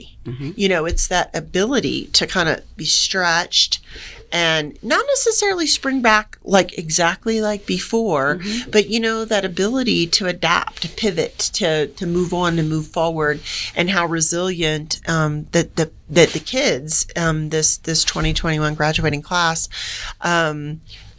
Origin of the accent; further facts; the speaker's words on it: Gainesville, Florida, United States; moved away as an adult; also born or lived in Jacksonville, Florida / Tennessee / Germany; now in Colorado, United States; I'm a Florida gal mm-hmm. and grew up right outside of Gainesville. And he was born in Jacksonville, where I was born.